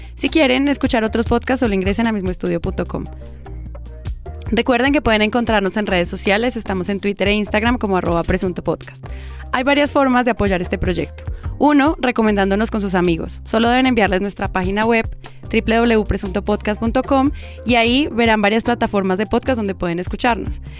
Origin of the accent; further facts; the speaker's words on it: Colombia; como colombianos